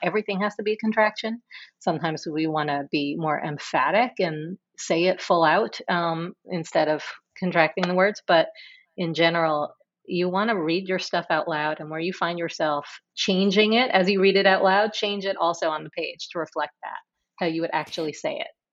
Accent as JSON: {"language": "English", "town": "New York City", "region": "New York", "country": "United States", "tie": "born or raised there"}